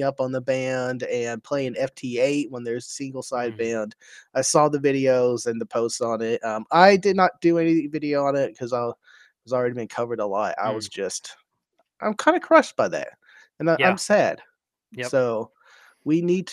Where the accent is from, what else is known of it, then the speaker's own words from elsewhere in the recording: Texas, United States; I'm a Texan